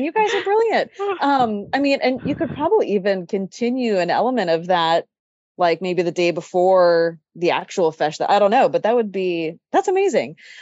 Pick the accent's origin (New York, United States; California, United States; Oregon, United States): California, United States; Sacramento; I grew up in Sacramento